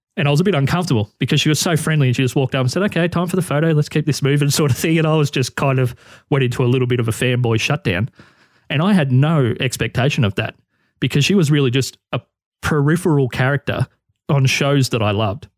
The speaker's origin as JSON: {"language": "English", "country": "Australia", "said": "being an Australian who's in his thirties"}